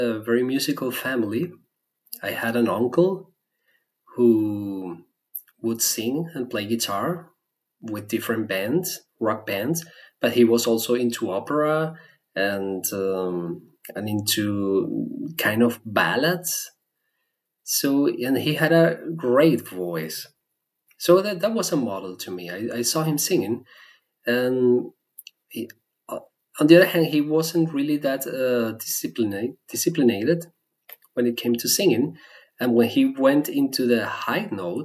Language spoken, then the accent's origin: English; Venezuela; first language Spanish; English is a second language; moved away as an adult; now in Germany; my native language is Spanish. And I was born in Venezuela. I grew up there